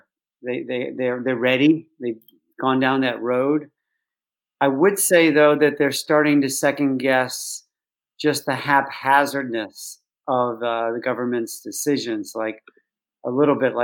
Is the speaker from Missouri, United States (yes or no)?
no; Chicago, Illinois, United States; now in London, United Kingdom; I grew up in Chicago